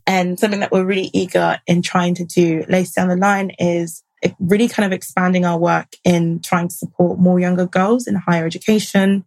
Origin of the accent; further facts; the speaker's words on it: United Kingdom; trace back our roots to some form of identity as being Black British